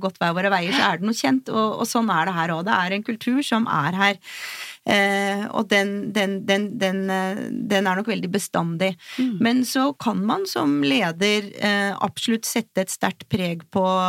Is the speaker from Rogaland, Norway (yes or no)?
no; Oslo, Norway; jeg er fra Oslo, og bor her